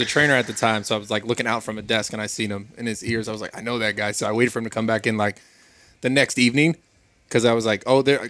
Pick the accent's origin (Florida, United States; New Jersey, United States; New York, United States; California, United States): California, United States; Pacifica; Born and raised Pacifica.